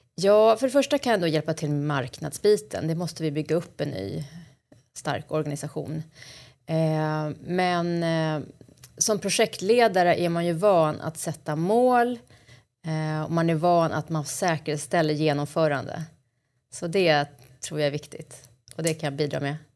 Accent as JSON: {"language": "Swedish", "town": "Stockholm", "region": "Stockholm County", "country": "Sweden", "tie": "born or raised there", "said": "Jag är uppvuxen i Hägersten och bor numera på Kungsholmen i Stockholm"}